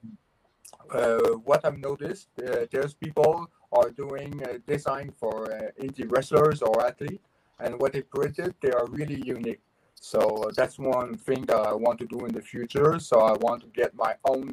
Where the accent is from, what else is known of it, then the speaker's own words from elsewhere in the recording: Quebec, Canada; I'm French Canadian.